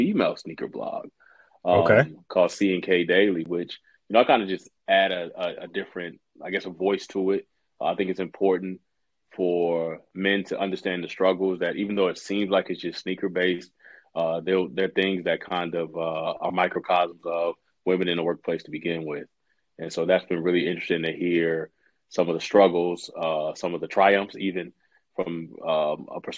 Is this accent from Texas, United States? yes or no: yes; Central Texas, United States; I grew up in Central Texas